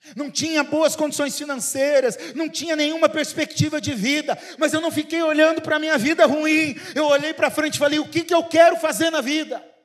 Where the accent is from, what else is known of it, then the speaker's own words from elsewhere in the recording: Paraná, Brazil; moved away; Vou falar como eu falo lá no Paraná, lá na minha cidade